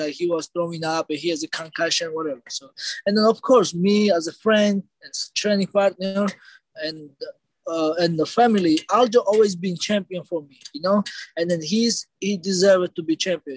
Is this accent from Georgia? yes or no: yes; Georgia; we are from Georgia. We're brothers